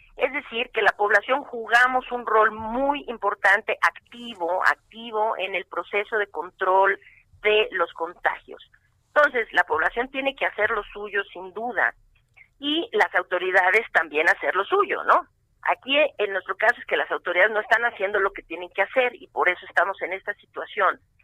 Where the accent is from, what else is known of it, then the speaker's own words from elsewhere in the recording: Mexico; yo soy mexicana